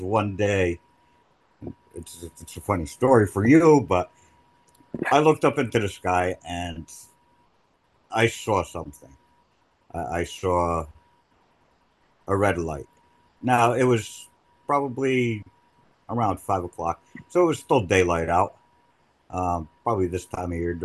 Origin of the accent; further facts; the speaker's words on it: New Jersey, United States; I was born and raised in Jersey